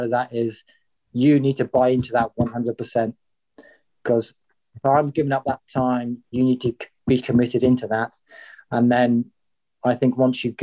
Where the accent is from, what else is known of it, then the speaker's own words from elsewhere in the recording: Cornwall, South West England, United Kingdom; I'm a Cornishman. I was born in Cornwall.